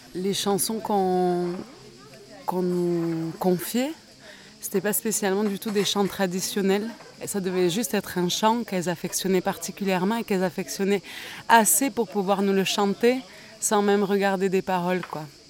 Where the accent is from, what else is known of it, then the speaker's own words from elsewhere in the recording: Bayonne, Nouvelle-Aquitaine, France; J'ai grandi à la Zup de Bayonne